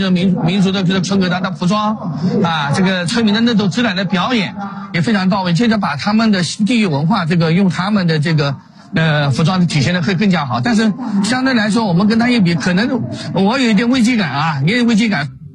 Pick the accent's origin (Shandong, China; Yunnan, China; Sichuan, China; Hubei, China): Yunnan, China; 我们是那个云南的。